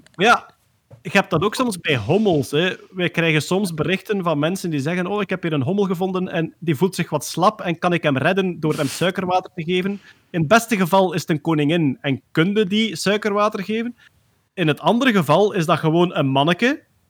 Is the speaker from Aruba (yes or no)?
no; Limburg, Belgium; accent: Limburgs; mijn Limburgs accent